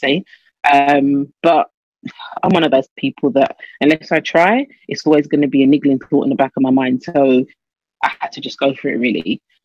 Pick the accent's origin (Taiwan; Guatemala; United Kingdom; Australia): United Kingdom; London; moved away as an adult; also born or lived in Nassau, Bahamas; was born and bred in London